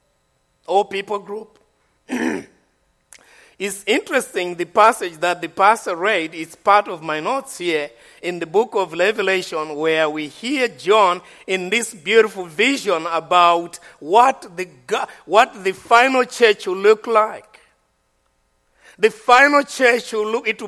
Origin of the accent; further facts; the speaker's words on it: Malawi; I'm from Malawi. I'm not from Ashford.